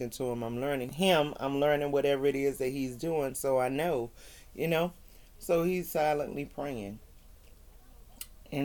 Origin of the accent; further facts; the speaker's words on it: the South, United States; I'm from the South